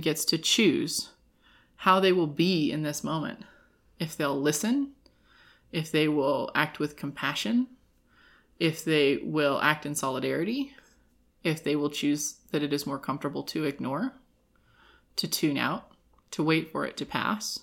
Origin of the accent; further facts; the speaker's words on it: California, United States; now in Reno, United States; when I was growing up in California